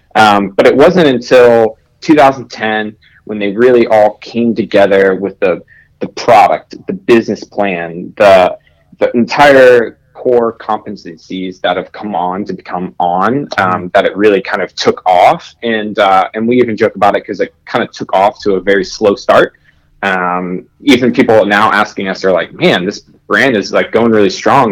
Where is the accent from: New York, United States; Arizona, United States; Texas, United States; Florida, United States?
Florida, United States; my home state in Florida